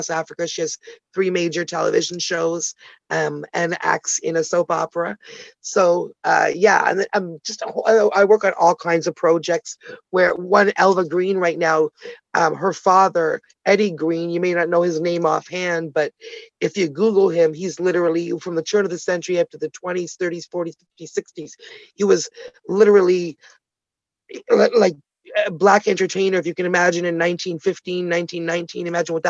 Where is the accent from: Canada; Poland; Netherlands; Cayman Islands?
Canada; also born or lived in Ottawa, Canada / Toronto, Canada; I'm Canadian, originally born in Ottawa, the nation's capital, Toronto girl though